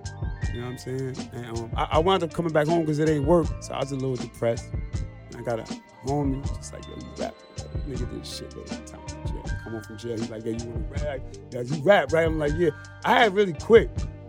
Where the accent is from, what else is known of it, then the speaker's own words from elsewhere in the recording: New York City, New York, United States; I was born and raised in Canarsie.